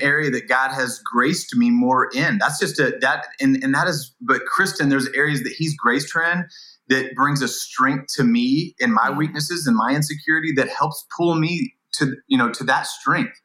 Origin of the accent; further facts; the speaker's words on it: Indiana, United States; move from California to Indiana, my hometown